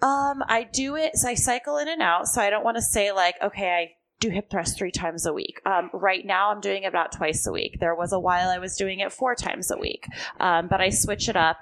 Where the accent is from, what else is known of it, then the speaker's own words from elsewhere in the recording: Long Beach, California, United States; also born or lived in Texas / Orange County / Santa Monica; I grew up in Long Beach